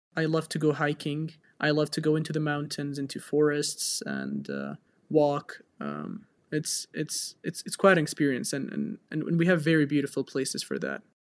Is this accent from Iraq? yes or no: yes; Iraqi Kurdistan, Kurdistan Region, Iraq; also born or lived in Edinburgh, United Kingdom; I've grown up here all my life, did all my high school here.